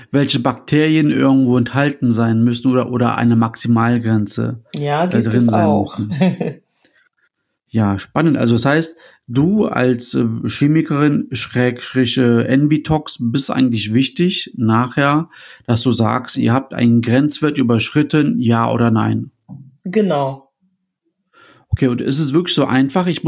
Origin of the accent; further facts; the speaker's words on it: Düsseldorf, North Rhine-Westphalia, Germany; also ich als Düsseldorfer, bekomme ich das Wasser dann, dass ich, was nachher aus der Leitung kommt, aus dem Rhein